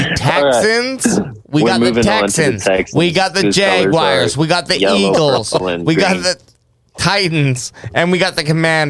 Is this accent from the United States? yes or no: no; Canada; I'm Canadian.